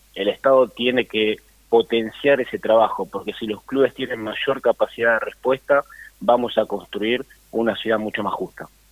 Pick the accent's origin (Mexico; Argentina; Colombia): Argentina; Lanús, Buenos Aires Province; yo nací en un club de barrio, prácticamente en el Club Mariano Moreno, la Lanús Este, jugué, fui delegado